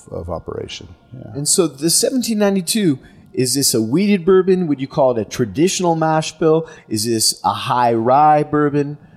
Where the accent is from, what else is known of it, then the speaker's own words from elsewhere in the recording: Los Angeles, California, United States; now in Bardstown, United States; I'm from Los Angeles. But now you live in Bardstown? Now I live in Bardstown.